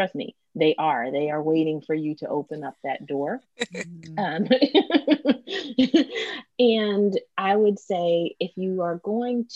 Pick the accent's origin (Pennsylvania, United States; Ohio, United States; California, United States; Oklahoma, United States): Pennsylvania, United States; Philadelphia; I'm from Philly.